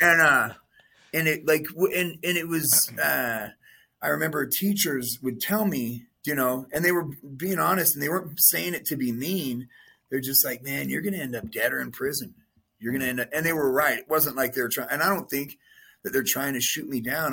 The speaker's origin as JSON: {"language": "English", "town": "Las Vegas", "region": "Nevada", "country": "United States", "tie": "born or raised there", "said": "I was born and raised in Vegas"}